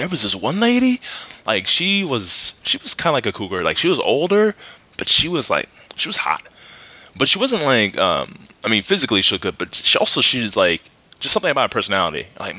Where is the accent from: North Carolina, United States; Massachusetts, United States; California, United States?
California, United States; San Francisco; I'm from San Francisco.